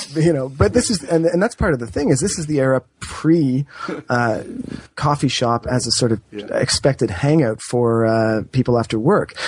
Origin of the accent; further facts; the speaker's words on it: Canada; as a Canadian um, and as I suppose a Canadian historian